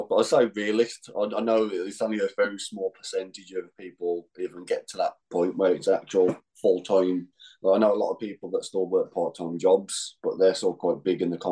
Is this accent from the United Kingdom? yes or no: yes; England, United Kingdom; now in Glasgow, United Kingdom; me being English in Scotland